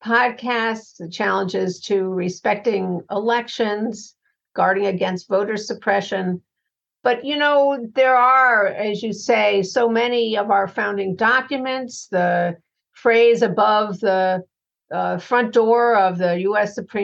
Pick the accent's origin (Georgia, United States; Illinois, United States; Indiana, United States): Illinois, United States; Chicago; works globally, but also in my hometown of Chicago.